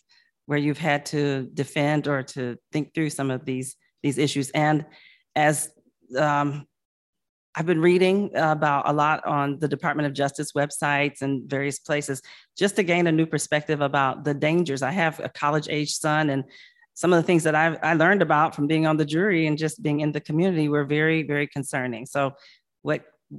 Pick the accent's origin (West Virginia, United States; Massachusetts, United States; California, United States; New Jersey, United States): West Virginia, United States; moved away; also born or lived in Ohio; I was born in West Virginia